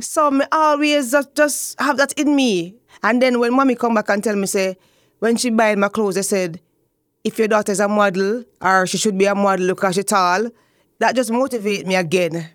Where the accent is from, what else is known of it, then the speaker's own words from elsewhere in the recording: Spanish Town, Saint Catherine, Jamaica; I grew up in Spanish Town. Yes, the old capital